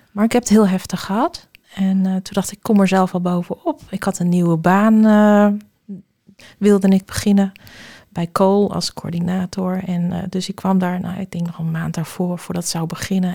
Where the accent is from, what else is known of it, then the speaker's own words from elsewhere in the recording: Alkmaar, North Holland, Netherlands; ik kom uit Alkmaar